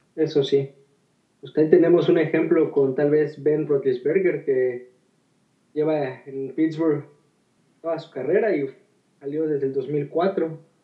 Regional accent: Mexico; como mexicanos estamos muy familiarizados

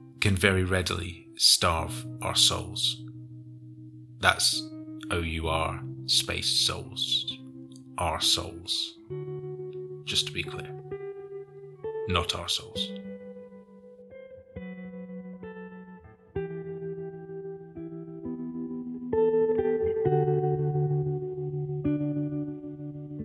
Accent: United Kingdom; Being British

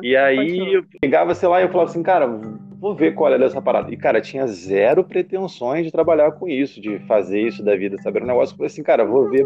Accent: Baixada Fluminense, Rio de Janeiro, Brazil; eu cresci na Baixada Fluminense, assim, lugar pobre, assim, do Rio de Janeiro

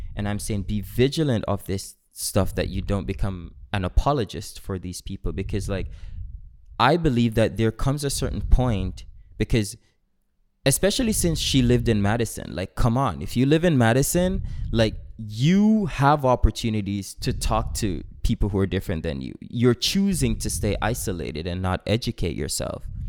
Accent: Jamaica; I am Jamaican

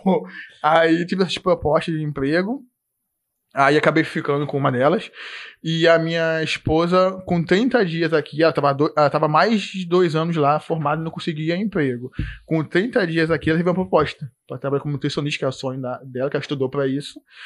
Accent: Nova Iguaçu, Rio de Janeiro, Brazil; moved away as an adult; now in Blumenau, Brazil; Eu, pô, sou de Nova Iguaçu

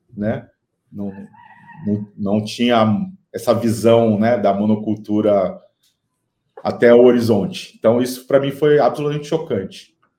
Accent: Piracicaba, São Paulo, Brazil; also born or lived in Campinas; eu nasci em Piracicaba, cresci entre Piracicaba, Campinas, São Paulo

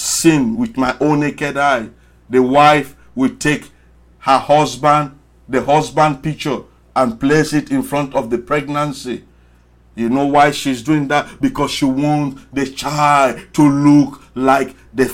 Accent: Sierra Leone; now in Washington, United States; I came from Sierra Leone, very small country. Why are you listening to a poor Sierra Leonean boy

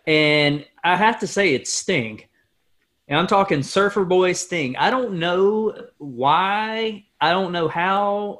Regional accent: Stokes County, North Carolina, United States; growing up in Stokes County

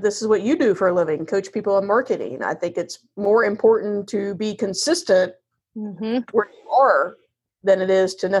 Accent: Tennessee, United States; now in Raleigh, United States; I'm from Tennessee.

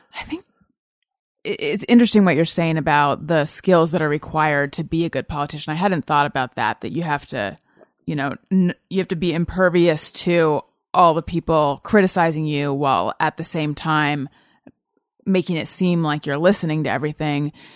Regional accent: Orange County, California, United States; also born or lived in Oakland; I was born in Oakland and we lived there for like a year and then we moved down to Orange County

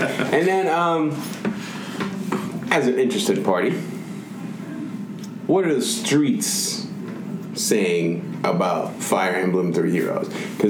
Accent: Nigeria; I'm also Nigerian, so I do what I want.

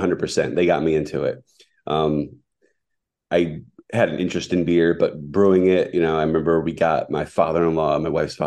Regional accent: Scranton, Pennsylvania, United States; also born or lived in Philadelphia, Pennsylvania; now in Douglassville, United States; I grew up in the Scranton area

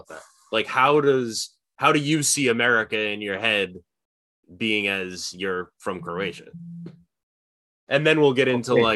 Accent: United States; you're an American and you grow up in a small town like I did

